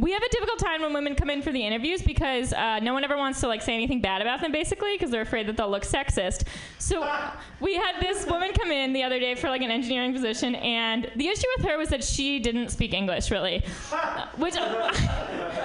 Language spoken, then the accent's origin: English; New York, United States; now in San Francisco, United States; I'm from New York originally